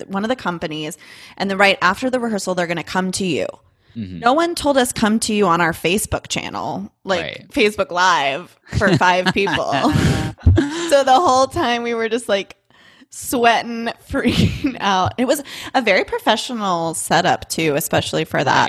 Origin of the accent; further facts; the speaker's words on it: East Bay of San Francisco, California, United States; I grew up in the East Bay of San Francisco.